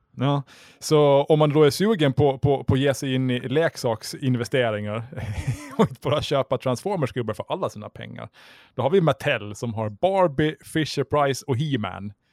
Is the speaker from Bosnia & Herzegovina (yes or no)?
no; Mariehamn, Åland Islands; jag är född och uppvuxen i Mariehamn.